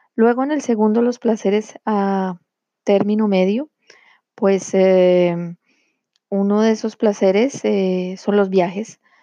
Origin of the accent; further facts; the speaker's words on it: Colombia; now in France; poder ir cada año a Colombia, de donde yo soy originaria y en donde vive mi familia, Em, como yo vivo eh, aquí en Francia